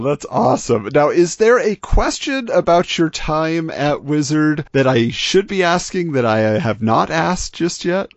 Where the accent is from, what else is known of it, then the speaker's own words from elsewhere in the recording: Southern California, United States; I grew up in Southern California